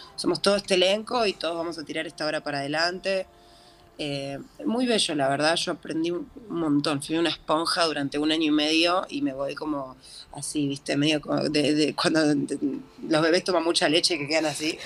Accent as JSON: {"language": "Spanish", "region": "Buenos Aires", "country": "Argentina", "tie": "born or raised there", "said": "yo soy porteña, nací acá, como toda la vida viví acá"}